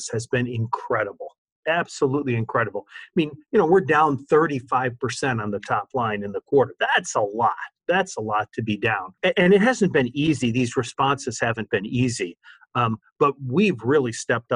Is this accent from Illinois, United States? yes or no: no; Detroit, Michigan, United States; moved away as an adult; also born or lived in Washington, D.C. / Columbus, Ohio / Cleveland, Ohio; I grew up in Detroit